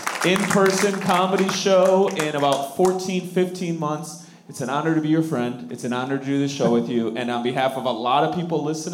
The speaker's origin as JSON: {"language": "English", "town": "Rochelle", "region": "Illinois", "country": "United States", "tie": "born or raised there", "moved": "yes", "said": "Rochelle, Illinois, my hometown."}